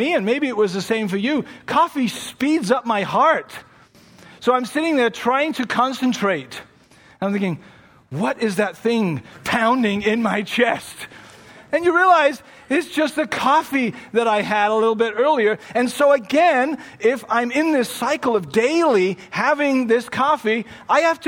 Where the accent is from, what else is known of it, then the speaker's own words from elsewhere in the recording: England, United Kingdom; now in Toronto, Canada; I come from England and that's what I grew up with.